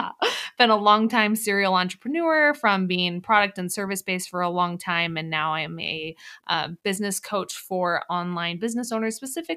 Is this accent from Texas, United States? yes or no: no; Colorado, United States; I'm from Colorado.